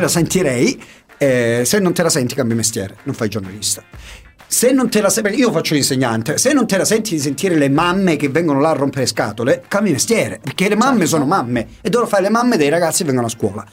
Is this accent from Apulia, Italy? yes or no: no; San Giorgio Morgeto, Calabria, Italy; io sono di San Giorgio Morgeto e sono Morgeto